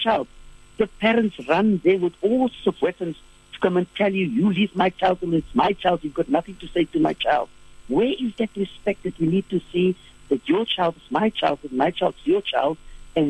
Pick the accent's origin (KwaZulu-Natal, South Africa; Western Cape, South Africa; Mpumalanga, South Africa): Western Cape, South Africa; Cape Town; I grew up in Bishop Lavers